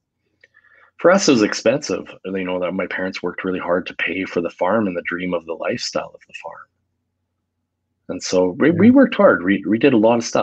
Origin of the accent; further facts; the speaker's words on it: Medicine Hat, Alberta, Canada; now in Calgary, Canada; I was born in Alberta, Canada, southern Alberta, Canada, little small town of about 65,000 people